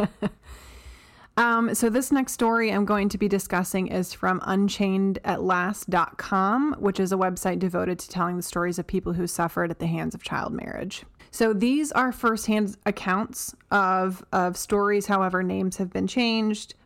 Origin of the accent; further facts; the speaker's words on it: Delaware, United States; My home state of Delaware